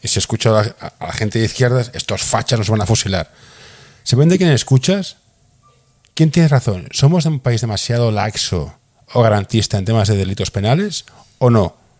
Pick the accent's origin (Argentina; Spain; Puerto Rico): Spain; Barcelona, Catalonia; yo soy de Barcelona